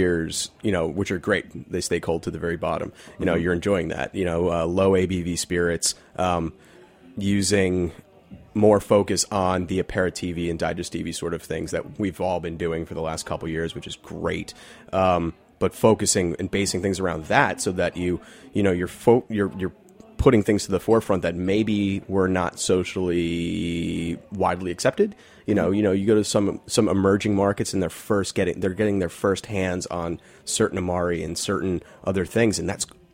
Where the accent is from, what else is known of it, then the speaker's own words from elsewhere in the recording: New York, United States; I'm from Manhattan, so I don't really get out here so much